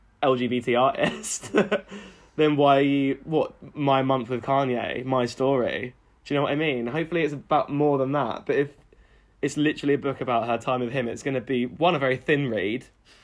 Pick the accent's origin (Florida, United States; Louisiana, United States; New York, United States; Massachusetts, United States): New York, United States; I know celebrities. I'm from New York. No, I came up, y'all.